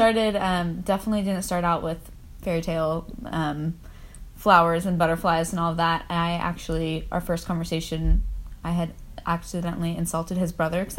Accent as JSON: {"language": "English", "town": "Nashville", "region": "Tennessee", "country": "United States", "tie": "born or raised there", "lives_now": "Chattanooga, United States", "said": "I am originally from Nashville. I'm apparently one of those rare Nashville natives. And now living in Chattanooga. I'm 23."}